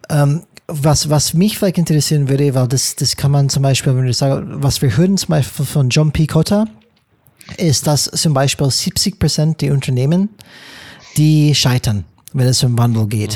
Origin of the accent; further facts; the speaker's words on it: United States; German is a second language; now in Germany; als Amerikaner